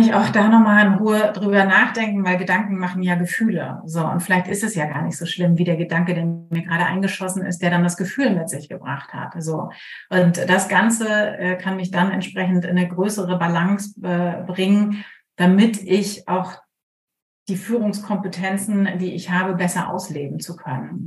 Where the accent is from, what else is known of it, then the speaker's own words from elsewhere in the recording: Germany; ich bin zwar Kapitänsenkeltochter und an der Ostsee groß geworden